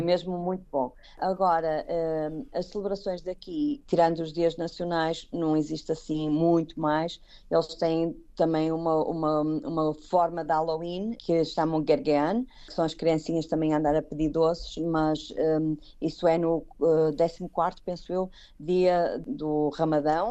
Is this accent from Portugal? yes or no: yes; Braga, Norte, Portugal; moved away as an adult; now in Kuwait; eu, como sou de Braga, não tenho mar